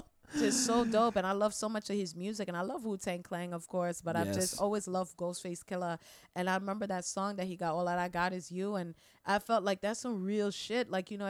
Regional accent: Trinidad & Tobago; And I'm like, oh, I'm from Trinidad.

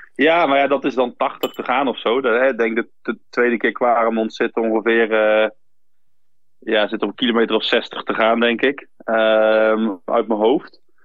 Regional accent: Flanders, Belgium; ik ben in Vlaanderen opgegroeid

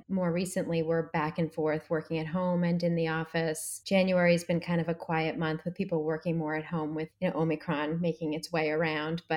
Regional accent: Boston, Massachusetts, United States; also born or lived in New York; I'm from Boston

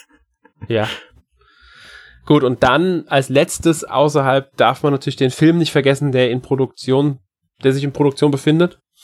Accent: Germany; bei uns in Deutschland

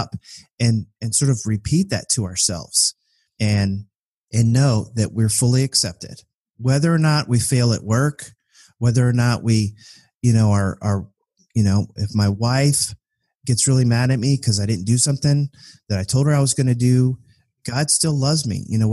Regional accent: Richmond, Virginia, United States; growing up in Richmond, Virginia, which was the capital of the Confederacy

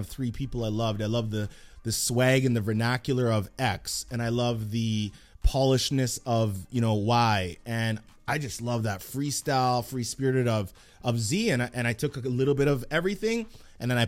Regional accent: Edmonton, Alberta, Canada; I grew up in Edmonton and Millwoods

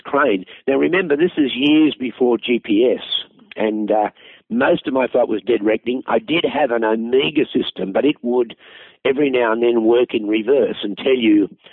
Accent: Australia; I'm an Australian

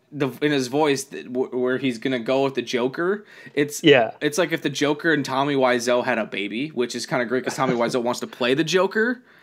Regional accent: New Orleans, Louisiana, United States; I'm from New Orleans.

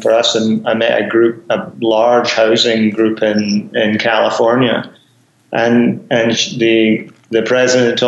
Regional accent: Glasgow, Scotland, United Kingdom; moved away as an adult; now in Canada; my days of growing up in Glasgow

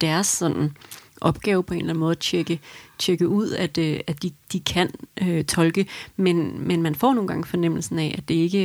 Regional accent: Denmark; som dansker

